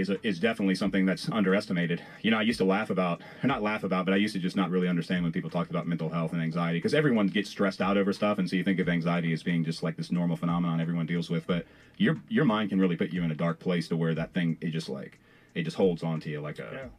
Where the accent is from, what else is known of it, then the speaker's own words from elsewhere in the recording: Farmville, Virginia, United States; i am from Farmville, which is technically Piedmont.